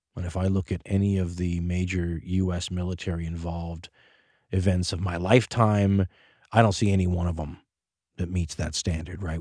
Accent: United States; as an American

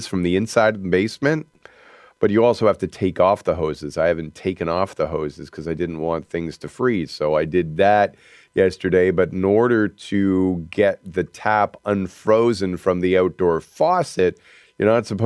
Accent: Canada; we celebrate being Canadian

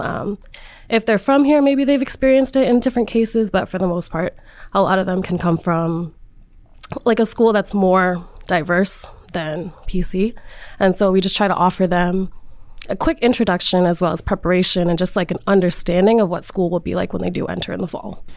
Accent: Rhode Island, United States; I'm from Rhode Island and I've come to Providence so many times

